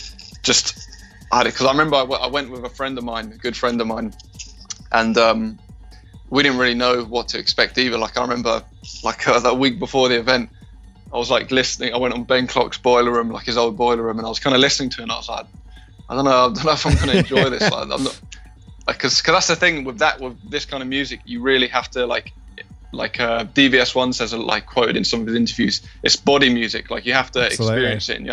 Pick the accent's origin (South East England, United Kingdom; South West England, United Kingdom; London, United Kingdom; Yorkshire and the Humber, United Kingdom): South East England, United Kingdom; Brighton; I'm from Brighton.